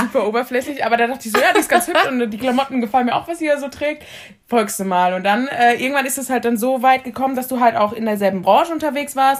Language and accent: German; Heidelberg, Baden-Württemberg, Germany; moved away as an adult; also born or lived in Munich; now in Hamburg, Germany; Ich komme aus Heidelberg und yeah! bin jetzt ähm, im September tatsächlich äh, in den hohen Norden gezogen nach Hamburg